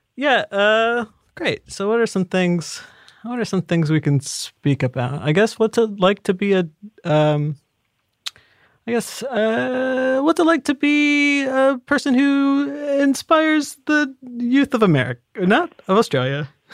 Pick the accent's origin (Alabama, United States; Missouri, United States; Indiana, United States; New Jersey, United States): Indiana, United States; I'm from Indiana. You know the Midwest